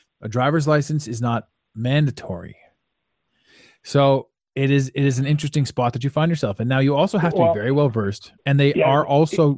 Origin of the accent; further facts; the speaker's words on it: Canada; as a Canadian citizen